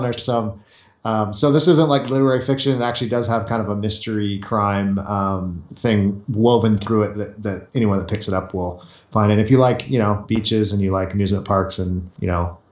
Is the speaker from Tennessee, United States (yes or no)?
no; Southern California, United States; I grew up in California, Southern California, by the ocean